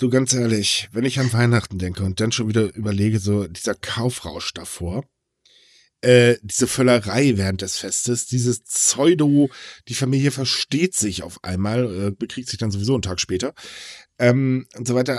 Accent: Germany; Ich bin kein typischer Deutscher

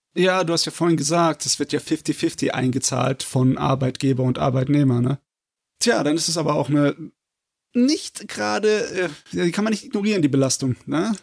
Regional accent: Germany; bei uns in Deutschland

